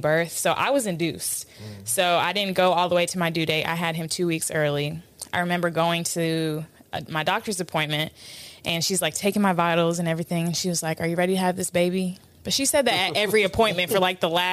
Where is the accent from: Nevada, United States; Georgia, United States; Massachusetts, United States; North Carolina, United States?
Georgia, United States; Atlanta; also born or lived in New York; we had moved from New York to Atlanta